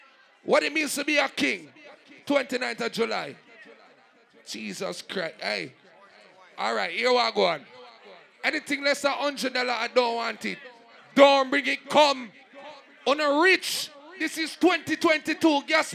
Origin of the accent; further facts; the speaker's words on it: Jamaica; All proud Jamaican, we're born a Jamaican. Love Jamaica, most of blank in here.